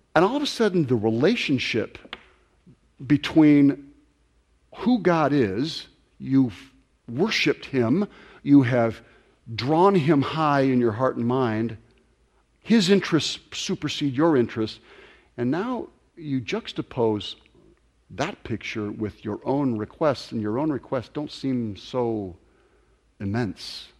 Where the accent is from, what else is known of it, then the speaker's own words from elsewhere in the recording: Ventura County, California, United States; I grew up here in Ventura County